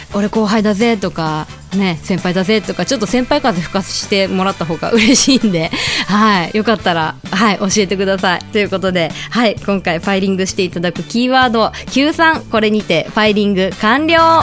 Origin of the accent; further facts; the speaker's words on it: Fukuoka, Japan; 私の出身校が、えー、九州